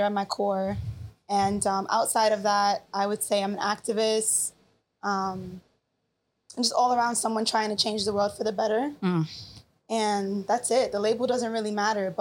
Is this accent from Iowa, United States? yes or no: no; New York City, New York, United States; also born or lived in Queens, New York; I was born in Queens and raised in the Bronx